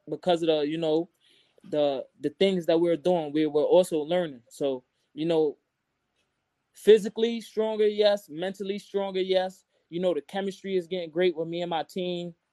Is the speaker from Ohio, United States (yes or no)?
no; Brooklyn, New York, United States; I'm from Brooklyn.